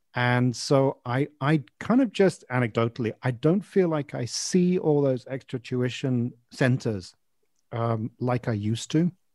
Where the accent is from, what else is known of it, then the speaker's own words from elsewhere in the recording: England, United Kingdom; also born or lived in Malaysia; we moved to from Malaysia to England uh, when I was about five years old